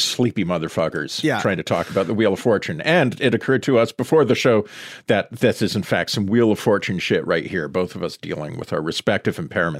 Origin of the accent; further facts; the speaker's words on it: Sudbury, Ontario, Canada; my hometown, Sudbury.